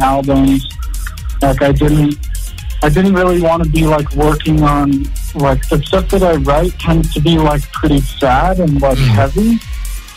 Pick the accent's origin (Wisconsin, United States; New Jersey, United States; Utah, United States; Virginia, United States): Utah, United States; Salt Lake City; I'm from Salt Lake City, which is like, there's just a ton of Mormons like in Utah